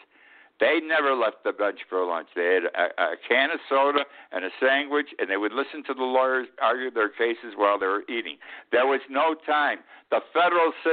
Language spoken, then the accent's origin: English; Utica, New York, United States; moved away as an adult; also born or lived in Key West; Utica, New York, my hometown.